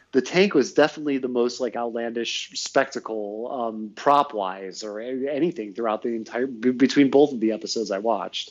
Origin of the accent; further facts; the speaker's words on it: Northfield, Ohio, United States; I'm from Northfield. It's like a little bit outside the city